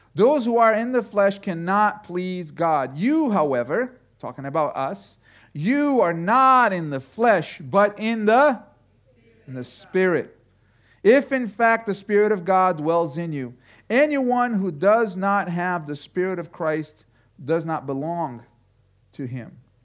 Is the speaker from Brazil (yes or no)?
yes; Brazil; now in Connecticut, United States; I was growing up in Brazil